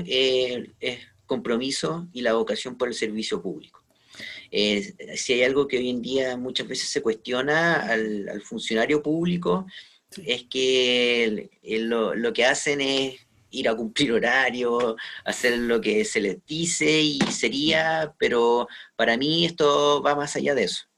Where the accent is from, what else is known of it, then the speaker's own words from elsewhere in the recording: Quillota, Valparaíso, Chile; also born or lived in Viña del Mar; Yo soy de la quinta región, de hecho, soy de, de Quillota